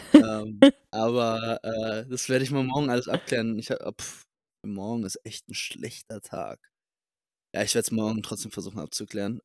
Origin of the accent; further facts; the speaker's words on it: Berlin, Germany; also born or lived in England; ich bin nicht Deutscher, ich bin Berliner.